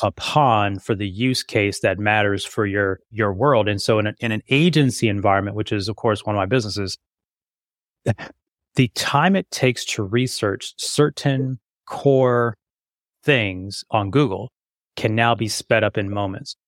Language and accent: English; Las Vegas, Nevada, United States; I grew up in Vegas